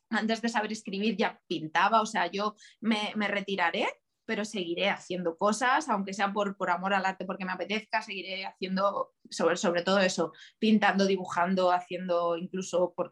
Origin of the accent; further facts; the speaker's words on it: Extremadura, Spain; ir, a mi pueblo, mis, padres viven en un pueblo muy, muy, muy chiquitito de, de Cáceres, y cada vez